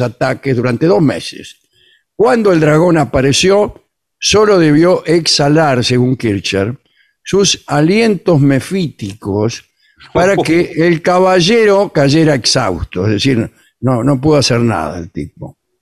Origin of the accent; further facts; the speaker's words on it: Argentina; somos argentinos